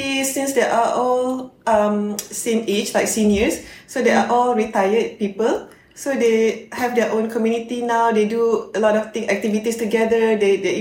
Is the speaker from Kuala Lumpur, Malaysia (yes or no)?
no; Bangi, Selangor, Malaysia; my hometown Bangi